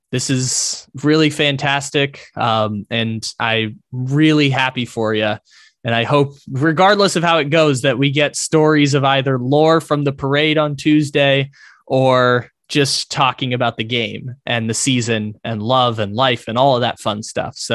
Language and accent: English; San Diego, California, United States; now in Sacramento, United States; my my hometown doesn't get the team anymore